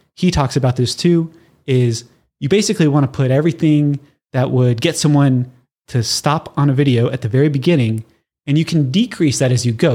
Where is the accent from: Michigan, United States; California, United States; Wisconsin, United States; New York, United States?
California, United States; Southern; I'm born and raised in Southern California